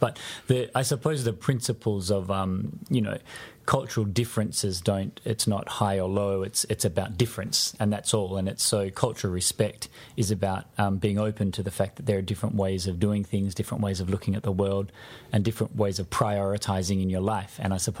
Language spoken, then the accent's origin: English; Australia; But because I was over there as an Australian, we fortunately had the chance to meet the Australian team when they arrived and participate with them.